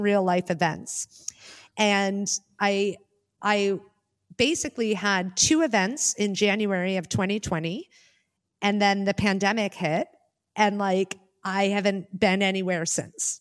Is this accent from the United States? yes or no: yes; United States; now in Germany; I'm an expat and I live in Germany, although I'm Amer-, I'm an American